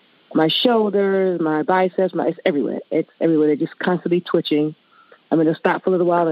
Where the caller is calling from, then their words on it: Harlem, New York, United States; New York.